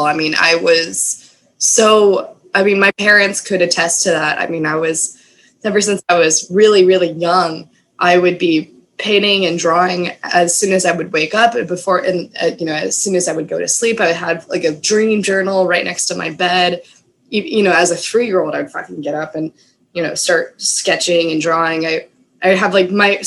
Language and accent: English; Austin, Texas, United States; I grew up in Austin